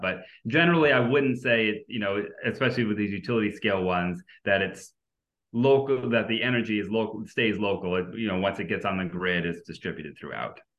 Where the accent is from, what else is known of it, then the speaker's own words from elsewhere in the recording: New Hampshire, United States; I'm from New Hampshire.